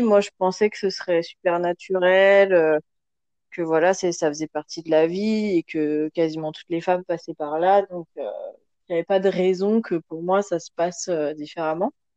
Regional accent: France; moved away as an adult; now in Senegal; moi, je suis française avec euh, des origines d'un peu partout

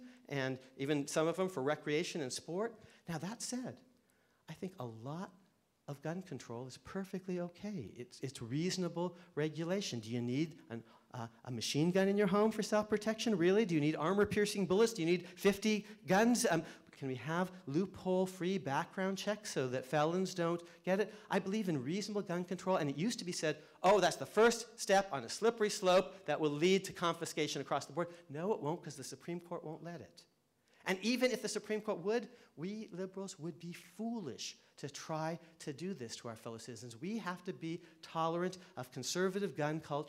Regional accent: Connecticut, United States; my home state of Connecticut

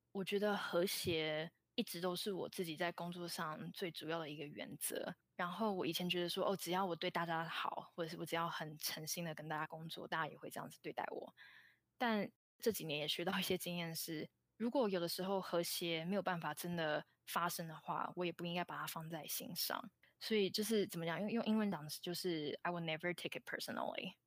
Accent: Taiwan; moved away as an adult; also born or lived in Hong Kong; now in San Francisco Bay Area, United States; 我是在香港出生，但是是在台湾长大，大概在台湾待到大学毕业后，大约在六年前来到美国。然后我在台湾就读的大学是政治大学，资讯科学系

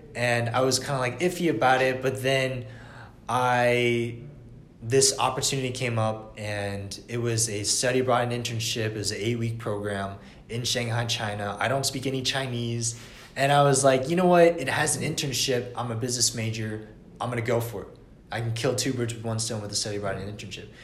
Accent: Atlanta, Georgia, United States; I was born and raised in Atlanta for 20 years

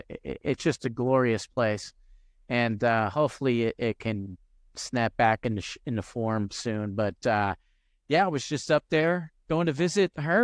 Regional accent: Hackensack, New Jersey, United States; moved away as an adult; also born or lived in Elmwood Park / Manhattan / Brooklyn; now in Tampa, United States; I was born and raised in Bergen County, Hackensack.

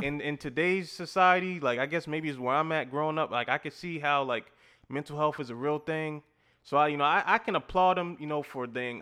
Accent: Louisiana, United States; I'm from Louisiana

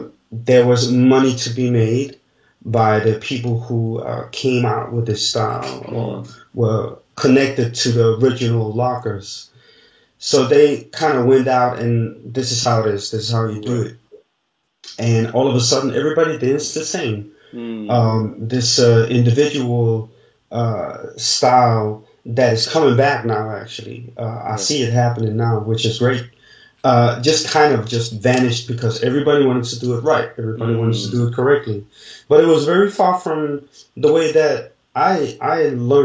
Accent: Denmark; moved away as an adult; now in France; I grew up in Denmark

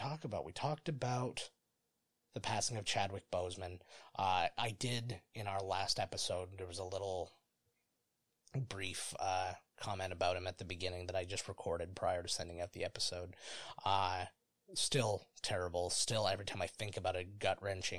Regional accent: Ontario, Canada; we're Canadian, just for those who don't know or care. And so we're in the province of Ontario

